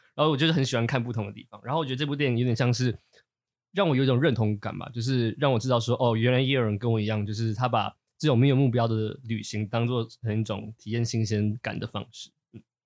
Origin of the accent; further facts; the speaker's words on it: Taipei, Taiwan; 我是一个从小在台北市出生、读书、，呃，成长的，的，的人